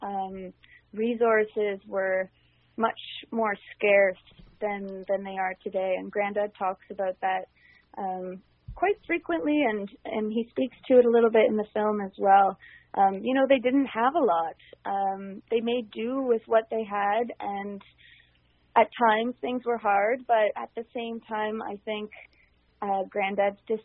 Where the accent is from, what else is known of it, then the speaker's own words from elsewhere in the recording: Canada; also born or lived in Ireland; growing up in Canada, we moved from Ireland when I was 2 years old